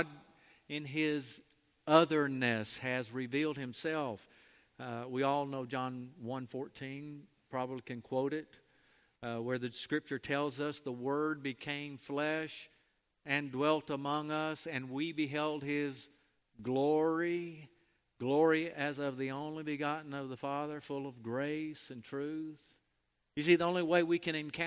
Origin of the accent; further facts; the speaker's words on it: Mobile, Alabama, United States; moved away; also born or lived in Chisholm, Texas; I grew up in Mobile